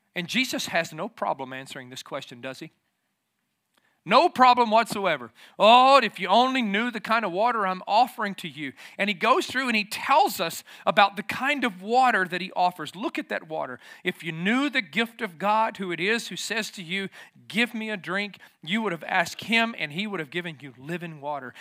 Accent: the South, United States; moved away as an adult; also born or lived in Tennessee / Lafayette, Georgia; I grew up in the South

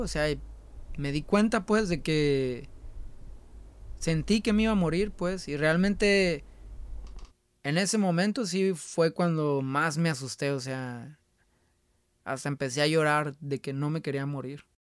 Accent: La Paz, Baja California Sur, Mexico; now in Guadalajara, Mexico; Nosotros somos de La Paz

